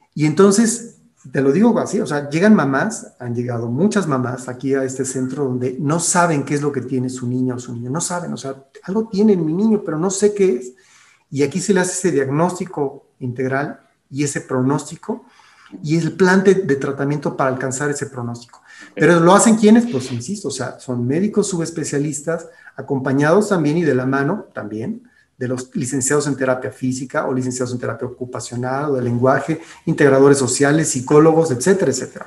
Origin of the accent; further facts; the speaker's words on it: Mexico; also born or lived in Guanajuato; que tenemos aquí en nuestro país